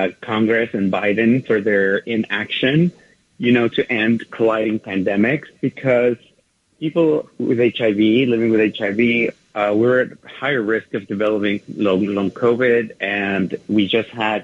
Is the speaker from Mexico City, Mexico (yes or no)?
yes; Mexico City, Mexico; moved away as an adult; now in New York, United States; Well, I was born and raised in Mexico City. I migrated to the U.S., to New York in particular, 23 years ago.